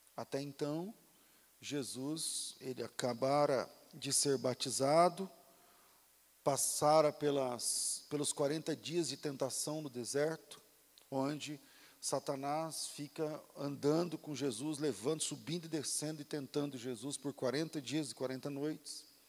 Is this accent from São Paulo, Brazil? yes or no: no; Mato Grosso, Brazil; lá no Mato Grosso, na cidade onde eu, onde eu nasci e fui criado